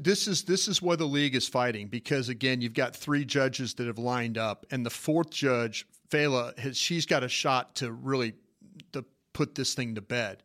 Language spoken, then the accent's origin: English; Dallas, Texas, United States; I'm from Dallas